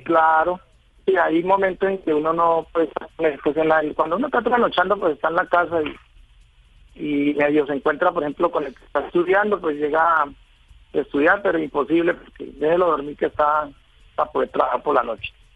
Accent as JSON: {"language": "Spanish", "town": "Villavicencio", "region": "Meta", "country": "Colombia", "tie": "born or raised there", "said": "Yo, yo soy de Villavicencio, vivo en Villavicencio hace mucho tiempo ya."}